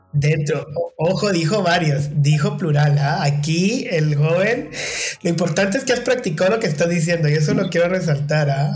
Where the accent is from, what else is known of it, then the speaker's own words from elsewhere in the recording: Guatemala; Guatemala, que en mi país dicen el enganche.